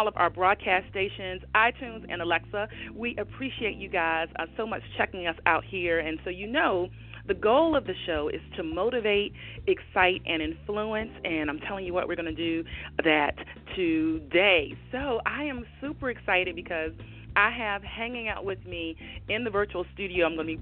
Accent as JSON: {"language": "English", "town": "Milledgeville", "region": "Georgia", "country": "United States", "tie": "born or raised there", "said": "I was born in Milledgeville, Georgia"}